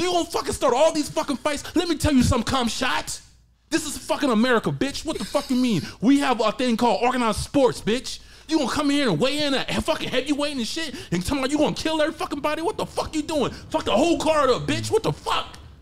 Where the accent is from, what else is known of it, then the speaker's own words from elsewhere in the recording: Georgia, United States; I'm from the South.